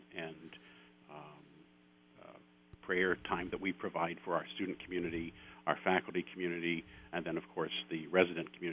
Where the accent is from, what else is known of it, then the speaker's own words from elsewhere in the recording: Ironton, Ohio, United States; moved away as an adult; also born or lived in Columbus, Ohio / Steubenville, Ohio; Ironton, Ohio is my hometown, all the way down to the southern tip of the state.